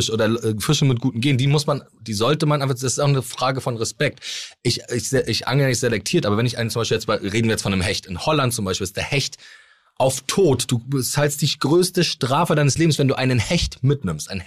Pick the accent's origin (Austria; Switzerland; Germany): Germany; Mecklenburg-Vorpommern; haben praktisch in, bei uns in MacPom alle großen Seen von Müritz bis Plau am See, sind tausende Seen.